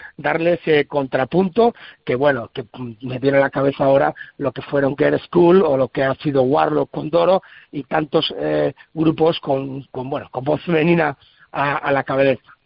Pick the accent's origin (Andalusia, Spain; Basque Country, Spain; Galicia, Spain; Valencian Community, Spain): Basque Country, Spain; San Sebastián; now in Salamanca, Spain; yo soy de tierras de San Sebastián, aunque bueno, adoptado aquí en Salamanca desde hace muchísimos años.